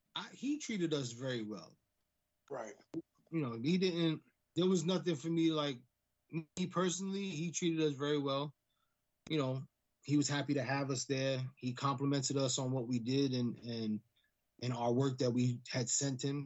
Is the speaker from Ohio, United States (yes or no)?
no; New York City, New York, United States; we're kids from the Bronx